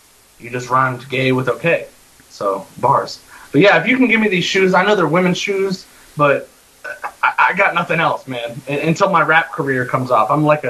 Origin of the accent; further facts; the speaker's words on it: Alabama, United States; I'm from Alabama also, and those are my shoes now.